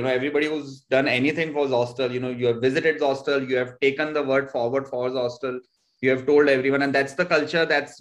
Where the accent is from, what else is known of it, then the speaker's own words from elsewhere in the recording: Jodhpur, Rajasthan, India; also born or lived in Peeparli; I come from Jodhpur, but my village is Peeparli, which is 60 kilometers from here